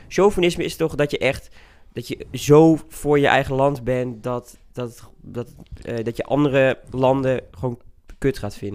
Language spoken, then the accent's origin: Dutch; Twente, Overijssel, Netherlands; now in Utrecht, Netherlands; ik woon dus in Utrecht, maar ik voel me meer tukker dan dat ik me Nederlander voel